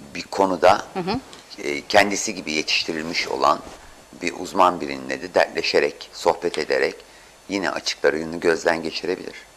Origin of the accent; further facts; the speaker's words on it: Istanbul, Turkey; ben çocukken Samatyalıyım ben.